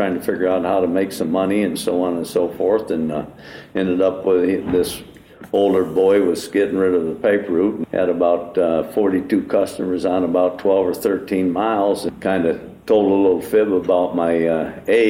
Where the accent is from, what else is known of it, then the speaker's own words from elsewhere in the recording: Chenango Bridge, New York, United States; moved away as an adult; also born or lived in Connecticut; I grew up in a little town by the name of Shenango Bridge, which is north of Binghamton, New York